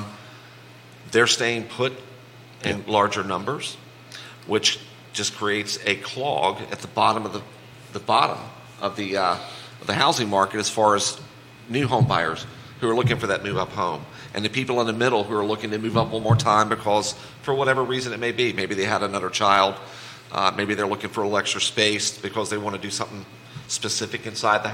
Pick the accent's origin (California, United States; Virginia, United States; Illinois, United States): Virginia, United States; the Valley; now in Charlottesville, United States; originally a Valley guy, but I spent 17 years in Northern Virginia